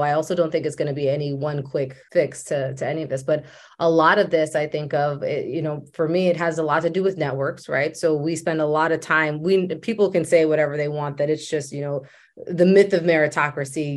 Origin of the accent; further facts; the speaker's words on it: Maryland, United States; I was raised in Maryland.